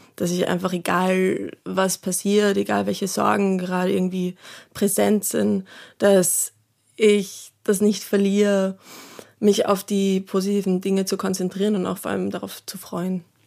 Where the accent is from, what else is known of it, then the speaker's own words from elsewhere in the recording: Salzburg, Austria; moved away; ich bin ja ursprünglich aus Salzburg